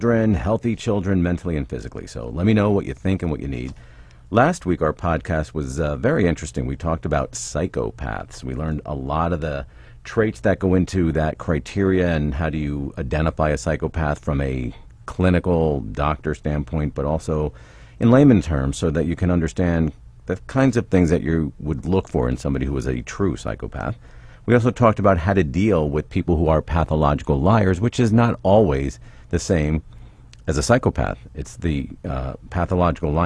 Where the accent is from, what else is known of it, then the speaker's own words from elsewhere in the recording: Pennsylvania, United States; I'm from PA